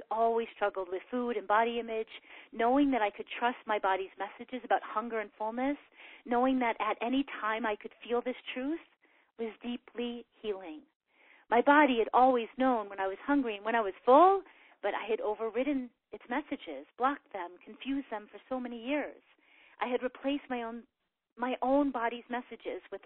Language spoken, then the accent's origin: English; Chicago, Illinois, United States; moved away as an adult; my hometown of Chicago